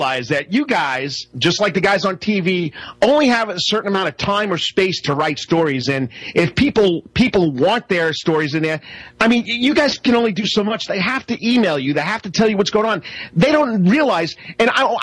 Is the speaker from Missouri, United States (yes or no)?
no; New York, United States; now in Savannah, United States; I'm coming from New York.